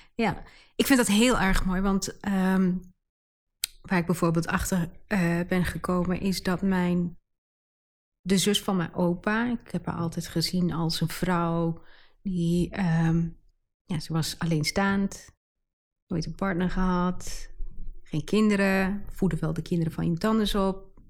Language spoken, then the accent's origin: Dutch; Enschede, Overijssel, Netherlands; accent: Twents; ik, ben geboren en getogen in Enschede. Daar komen wij vandaan